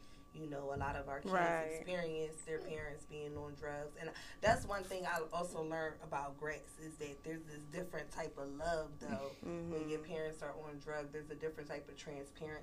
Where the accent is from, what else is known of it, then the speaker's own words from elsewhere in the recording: Philadelphia, Pennsylvania, United States; Growing up in Philly